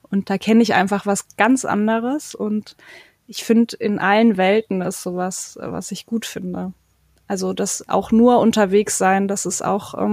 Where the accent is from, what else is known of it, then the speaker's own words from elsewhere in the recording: Germany; ich war Kind von Schaustellereltern, ich habe eine Schwester und wir sind auch im Wohnwagen aufgewachsen und deswegen passt das ja wieder ganz gut zu Camperstyle. Ähm, wir waren tatsächlich auch oft auf Campingplätzen, aber eben in ganz Deutschland unterwegs